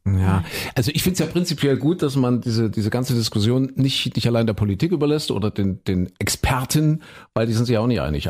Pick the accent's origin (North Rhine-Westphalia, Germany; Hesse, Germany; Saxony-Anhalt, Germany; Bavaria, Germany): Saxony-Anhalt, Germany; meine Heimat